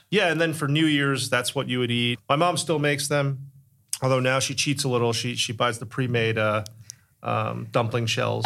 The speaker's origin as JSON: {"language": "English", "region": "Connecticut", "country": "United States", "tie": "born or raised there", "said": "growing up in Connecticut"}